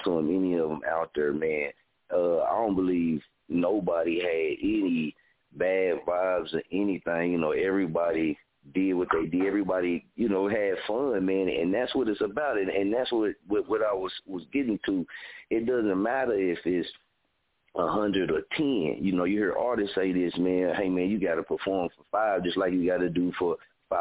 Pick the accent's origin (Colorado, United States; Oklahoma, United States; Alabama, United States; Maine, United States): Oklahoma, United States; Muskogee; I've been born and raised in Muskogee